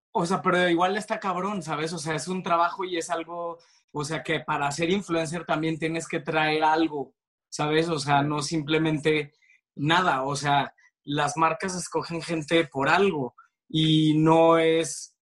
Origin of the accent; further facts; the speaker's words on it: Torreón, Coahuila, Mexico; moved away as an adult; now in Mexico City, Mexico; llegué, de provinciano, llegué a, la Ciudad de México a los 18 años y a los 19 entré a estudiar comunicación a Ibero